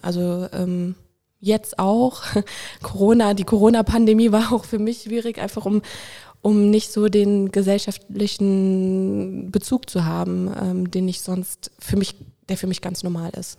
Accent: Winningen, Rhineland-Palatinate, Germany; also born or lived in Koblenz; Ich bin an der Mosel aufgewachsen, in Winningen und in Prodenbach

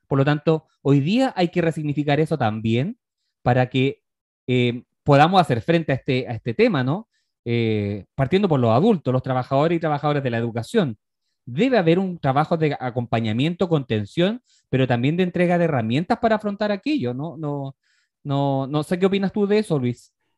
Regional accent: Chile; nosotros como sociedad chilena

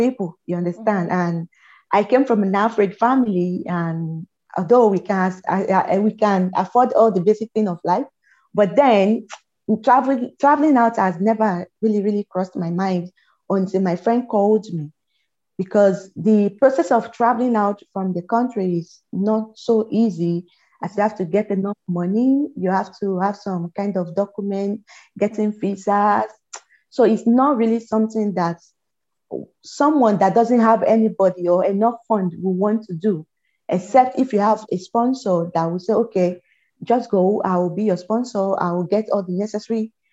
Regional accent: Lagos, Nigeria; moved away as an adult; now in Estonia; I live in Lagos. I grew up in Lagos. I was born in Lagos.

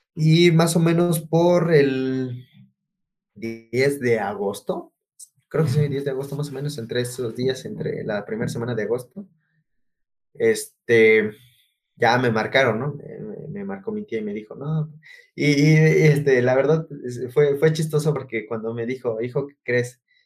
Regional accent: Oaxaca, Mexico; moved away; Originario de Oaxaca. No, no, no del centro. No, no, no. Ya es como las orillas, las orillas de Oaxacán, ya casi. Ah, ahora sí que relativamente ya colindando casi con Puebla

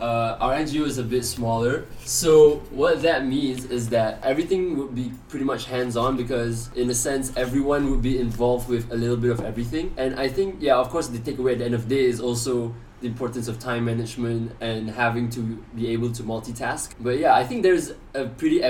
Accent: Gombak, Selangor, Malaysia; moved away as an adult; now in London, United Kingdom; I am from Gombak

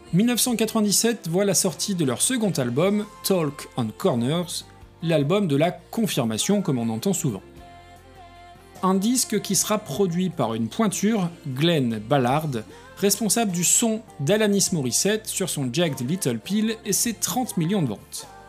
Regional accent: France; chez nous en France

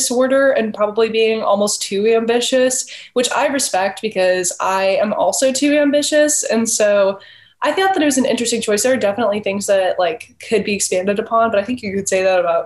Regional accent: the South, United States; I grew up in the South

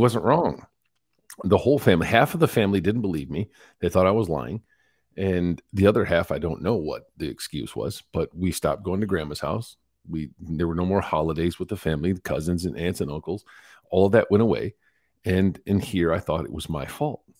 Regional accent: Carson City, Michigan, United States; I was born and raised in Michigan, in the backwoods, uh, by Carson City, Michigan

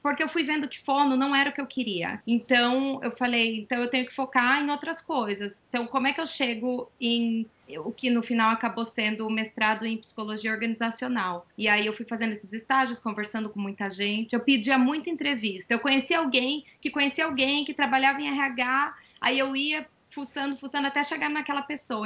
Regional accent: Brazil; moved away as an adult; now in United States; lá vai a brasileira

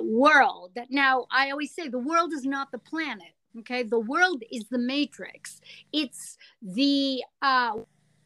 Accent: California, United States; moved away as an adult; I'm from California

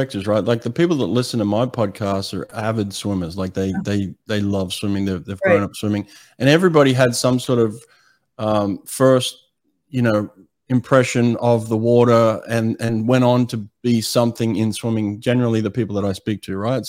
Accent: Sydney, New South Wales, Australia; I grew up in Sydney, Australia

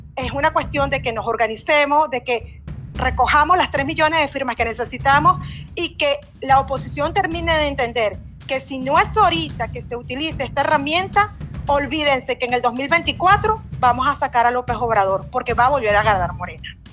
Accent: Venezuela; moved away as an adult; now in Villahermosa, Mexico; yo como venezolana de origen, que emigré a este país, huyendo de la crisis fuerte

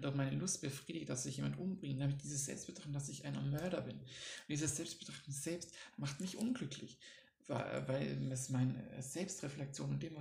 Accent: Baden-Württemberg, Germany; accent: Swabian; Ich komme ja aus Schwaben, da das breiteste Schwäbisch auch kann.

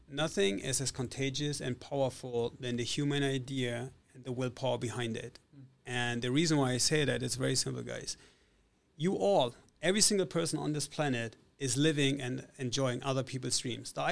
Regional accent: Italy; also born or lived in Germany / Spain / Switzerland / United States; I was born in Italy. I grew up in Italy, Germany, Spain, Switzerland, and the United States. So I'm not Russian.

